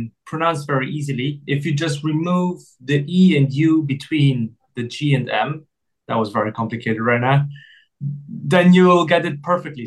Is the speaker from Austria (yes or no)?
yes; Austria; moved away; also born or lived in Berlin, Germany; I was born in Austria and I have an Austrian nationality